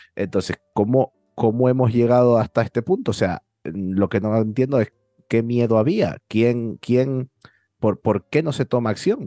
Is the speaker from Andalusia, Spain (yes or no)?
no; Canary Islands, Spain